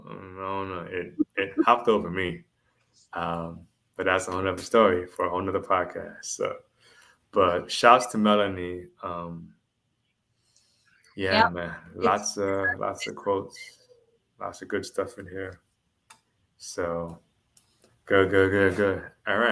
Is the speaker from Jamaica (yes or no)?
yes; Jamaica; I am Jamaican.